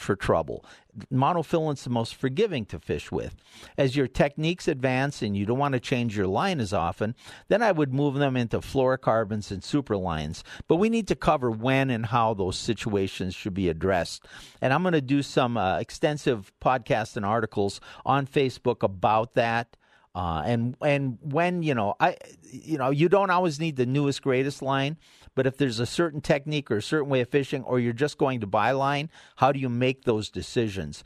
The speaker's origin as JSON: {"language": "English", "region": "the Northwoods", "country": "United States", "tie": "born or raised there", "moved": "yes", "lives_now": "Colorado, United States", "said": "I grew up in the Northwoods ice fishing"}